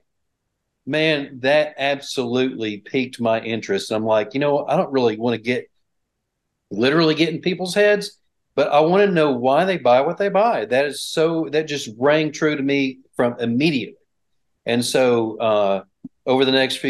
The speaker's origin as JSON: {"language": "English", "town": "Bryant", "region": "Arkansas", "country": "United States", "tie": "born or raised there", "said": "I grew up here in Bryant, actually close by the Bryant, Arkansas is where I went all 12 years of school."}